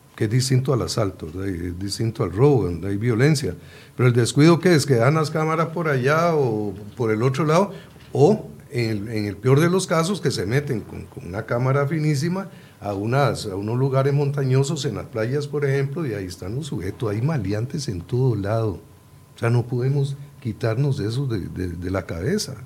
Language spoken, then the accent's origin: Spanish; Puntarenas, Costa Rica; Yo soy de Punta Arenas